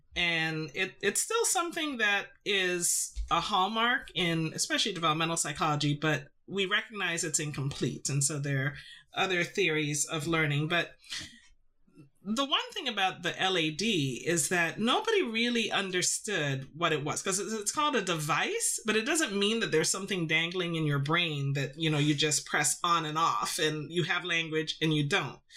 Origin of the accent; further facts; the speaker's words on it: Toronto, Ontario, Canada; also born or lived in Trinidad; I grew up in Toronto, but I, you know, was born in, in the Caribbean. And so I spent my formative years in Trinidad